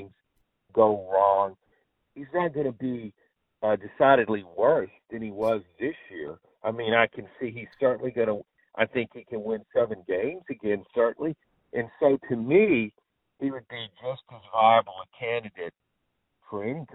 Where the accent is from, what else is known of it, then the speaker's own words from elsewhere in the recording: Louisiana, United States; moved away; also born or lived in Jackson, Mississippi; I grew up in Louisiana